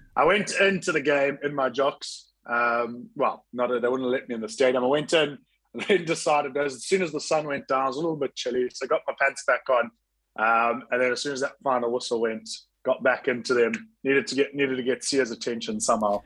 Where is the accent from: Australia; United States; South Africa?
South Africa; moved away; also born or lived in Scotland; growing up in South Africa and going to school at Kingswood and university in Stellenbosch